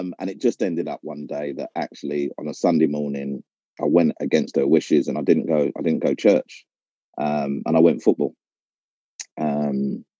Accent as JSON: {"language": "English", "region": "London", "country": "United Kingdom", "tie": "born or raised there", "said": "I'm an East London boy. I was born in East London and schooled in East London and played in East London."}